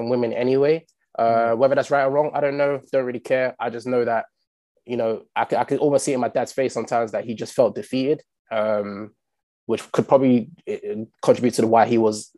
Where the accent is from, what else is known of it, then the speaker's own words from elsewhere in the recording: London, United Kingdom; I grew up in Stockwell for my teenagehood